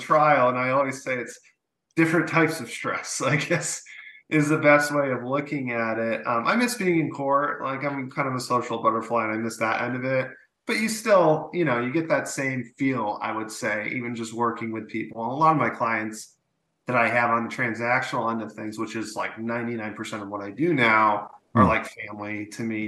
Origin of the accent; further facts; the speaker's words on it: Massachusetts, United States; moved away as an adult; also born or lived in Sacramento, California; now in California, United States; actually born and raised in Massachusetts, went to UMass Amherst for undergrad, and then kind of on a whim came out to California